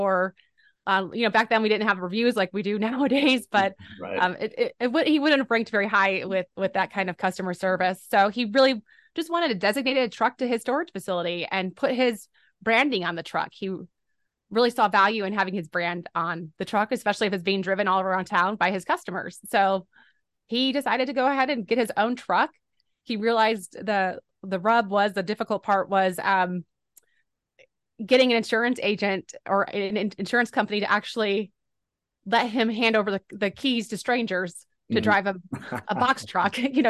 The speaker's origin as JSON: {"language": "English", "town": "Boerne", "region": "Texas", "country": "United States", "said": "I'm from the San Antonio, Texas area at a small town called Bernie."}